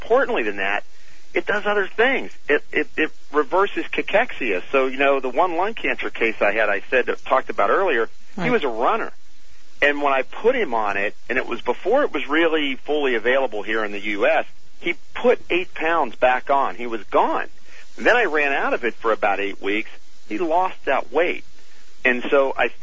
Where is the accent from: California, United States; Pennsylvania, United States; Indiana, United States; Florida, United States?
Pennsylvania, United States; Pittsburgh; now in Cincinnati, United States; I'm from Pittsburgh and live in Cincinnati now